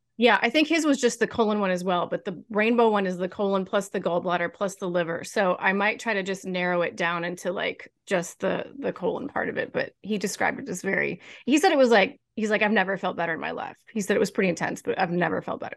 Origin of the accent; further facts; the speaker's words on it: Kansas City, United States; also born or lived in New York; my hometown. I wasn't born here, but I've lived here since I was seven. So, basically my hometown